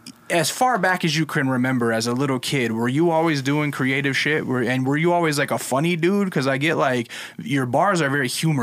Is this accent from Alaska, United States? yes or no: yes; Alaska, United States; Yeah, I grew up in Alaska.